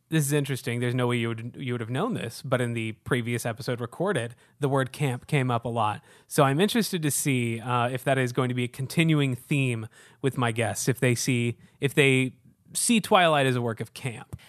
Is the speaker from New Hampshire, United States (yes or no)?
no; Houston, Texas, United States; now in Chicago, United States; I'm from Houston